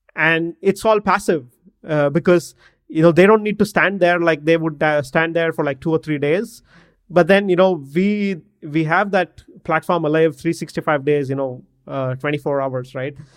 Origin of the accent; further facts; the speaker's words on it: Bangalore, Karnataka, India; I'm from Bangalore in India